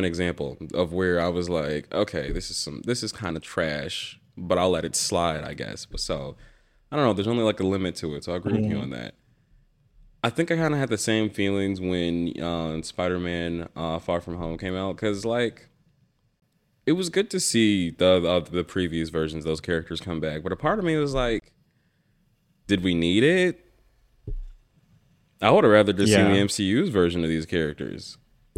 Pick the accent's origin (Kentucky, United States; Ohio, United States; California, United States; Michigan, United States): Michigan, United States; Detroit; I think growing up for me, because I was a kid from Detroit in America, and seeing a lot of other like Black individuals who loved the X-Men